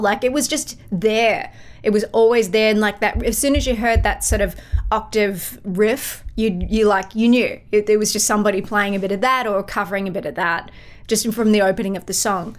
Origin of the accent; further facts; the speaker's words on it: Melbourne, Victoria, Australia; moved away as an adult; now in United States; I'm from Melbourne